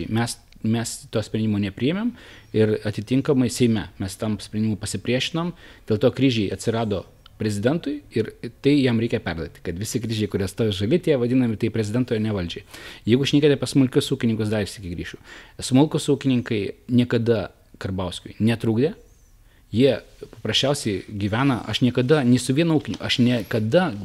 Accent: Samogitia, Lithuania; aš nebūčiau žemaitis, tai be abejonių e, tikriausiai būtų mane ir palaužę e, psichologiškai, bet aš esu žemaitis, kuo žemaitį labiau spaudžia, tuo jisai darosi kitesnis.

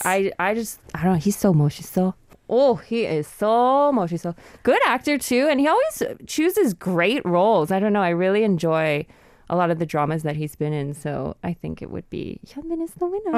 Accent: Canada; I'm from Canada

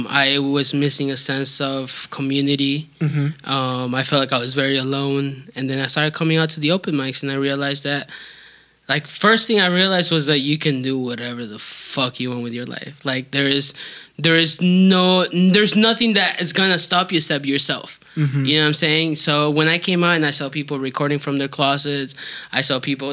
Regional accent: Southwest Florida, United States; he like grew up in like my hometown

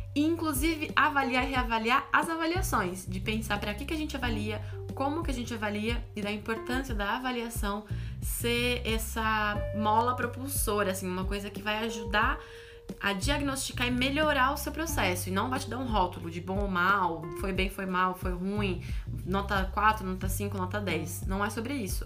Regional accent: Brazil; meu país, o país onde eu nasci

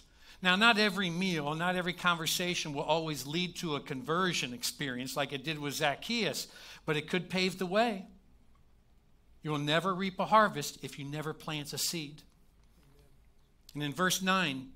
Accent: Kentucky, United States; I'm from Kentucky

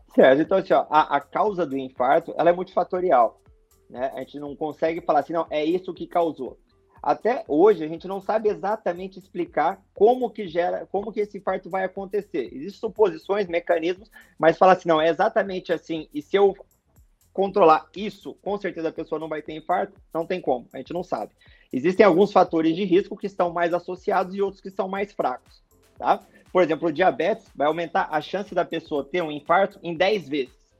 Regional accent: Mato Grosso, Brazil; moved away as an adult; also born or lived in Belo Horizonte, Minas Gerais / Porto Alegre; now in Florianópolis, Brazil; sou natural mesmo, sou de Minas, de BH, mas fui criado no Mato Grosso. Nem cheguei a criar raízes em, em Minas, já fui direto para o Mato Grosso

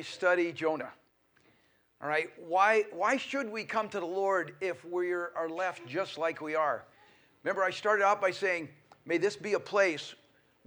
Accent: Colorado, United States; also born or lived in Oregon; now in Billings, United States; We were born and raised in Colorado, so all of the West feels very at home to us.

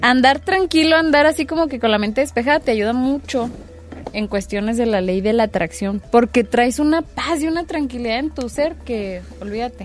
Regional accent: Cuauhtémoc, Chihuahua, Mexico; mi barrio, ex barrio

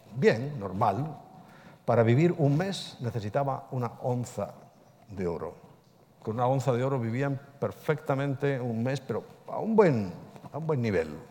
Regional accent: Ponferrada, Castile and León, Spain; en mi tierra, yo soy de Ponferrada

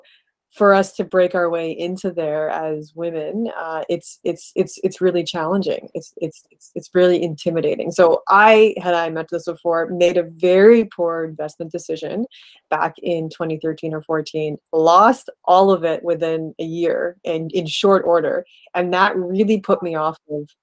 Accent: Canada; my parents are from India. I was born in Canada, and always sort of straddling those two cultures.

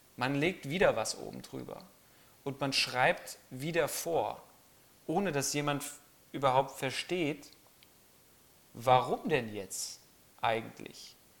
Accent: Germany; bei uns in Deutschland

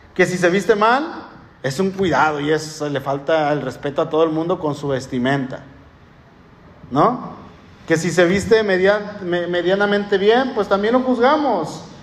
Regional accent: Mexico

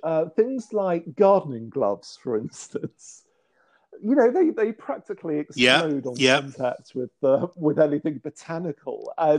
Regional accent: near Chartwell, Kent, South East England, United Kingdom; The Chartwell is not too far from where I grew up

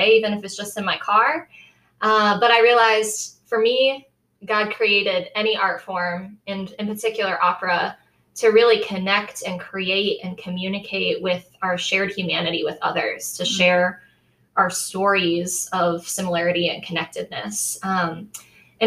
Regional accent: Columbus, Ohio, United States; now in Bowling Green, United States; I'm originally from Columbus, Ohio

